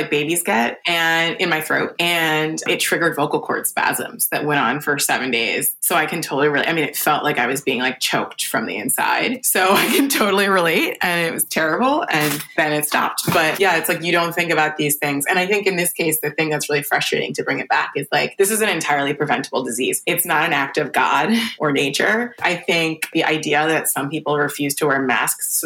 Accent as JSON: {"language": "English", "town": "New York City", "region": "New York", "country": "United States", "said": "a New Yorker"}